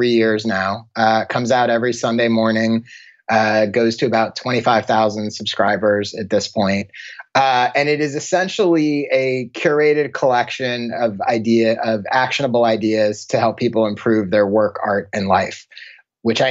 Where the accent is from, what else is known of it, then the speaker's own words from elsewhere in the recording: Maryland, United States; moved away as an adult; also born or lived in Chicago, Illinois; now in Los Angeles, United States; Born in Chicago and then high school and college in Maryland, right outside Washington, D.C., and then moved out to LA after college.